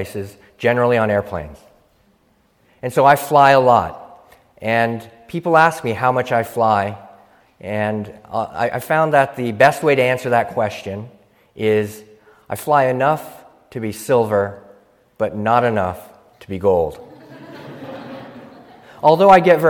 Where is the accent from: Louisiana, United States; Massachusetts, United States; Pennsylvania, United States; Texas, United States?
Pennsylvania, United States; Philadelphia; I'm from Philadelphia